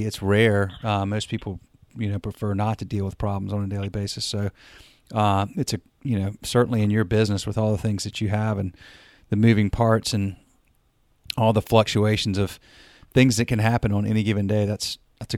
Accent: North Carolina, United States; accent: the South; also born or lived in Burbank, California; I'm from North Carolina

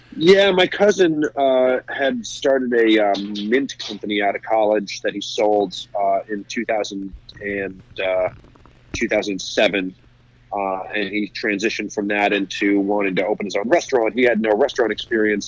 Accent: New Jersey, United States; also born or lived in New York; I grew up in New Jersey

